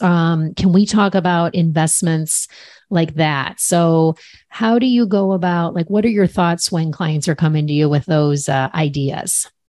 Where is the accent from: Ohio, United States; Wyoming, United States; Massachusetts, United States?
Ohio, United States; Cleveland; I'm from Cleveland